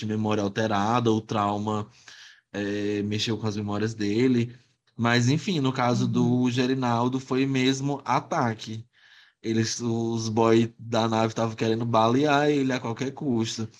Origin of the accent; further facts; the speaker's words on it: Teresina, Piauí, Brazil; also born or lived in Esperantina, Piauí; eu sou nasci em Esperantina, aqui no interior do Piauí. Eu vim morar aqui em Teresina, bebezinho, nove meses de idade.